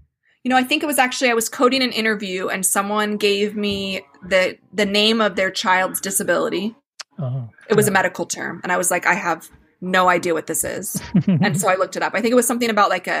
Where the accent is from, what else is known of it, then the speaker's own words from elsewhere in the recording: Phoenix, Arizona, United States; moved away; I grew up in the Phoenix area